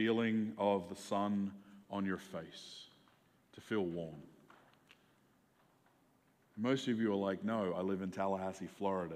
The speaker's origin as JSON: {"language": "English", "country": "Australia", "tie": "born or raised there", "also_born_or_lived": "Seattle area, United States / Albuquerque, NM, United States", "moved": "as an adult", "lives_now": "United States", "said": "I grew up in Australia, where like the sun doesn't go away for more than 2 hours for like 9 months of the year."}